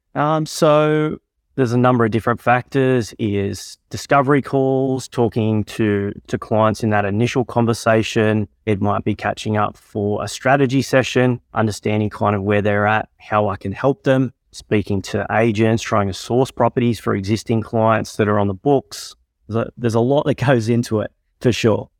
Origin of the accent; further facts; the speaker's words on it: Tamworth, New South Wales, Australia; born and raised in Tamworth